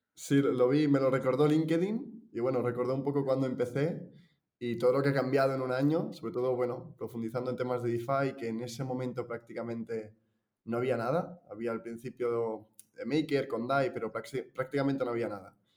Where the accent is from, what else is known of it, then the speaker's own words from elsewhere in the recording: Girona, Catalonia, Spain; yo soy de, Girona, nací en Girona, que es una ciudad de por aquí, Cataluña